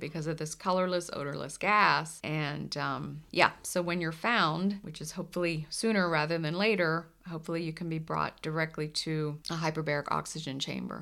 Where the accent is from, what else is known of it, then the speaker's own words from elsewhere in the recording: the Northeast, Mid-Atlantic, United States; moved away; I'm from the Mid-Atlantic, the Northeast